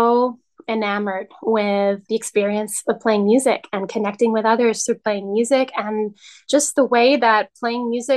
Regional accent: New York City, New York, United States; moved away as an adult; now in Albany, United States; I live in Albany, New York now, and I'm originally from the Upper West Side of Manhattan

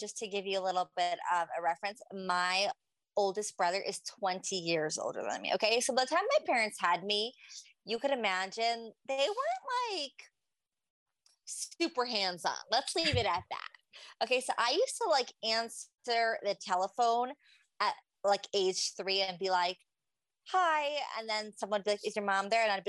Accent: New York City, New York, United States; I grew up in Farakway and I also left early high school

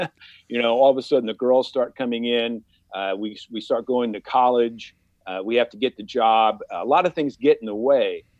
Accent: New Jersey, United States; I grew up in New Jersey

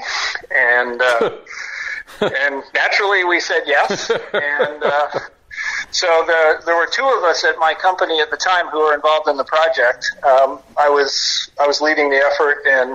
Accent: Toronto, Ontario, Canada; I'm from Toronto

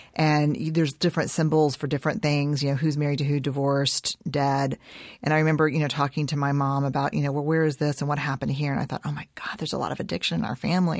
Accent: Houston, Texas, United States; also born or lived in San Antonio; I was born in San Antonio and, um, raised in Houston

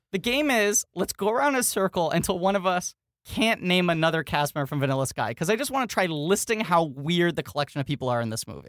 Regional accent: New York, United States; as a kid growing up in New York

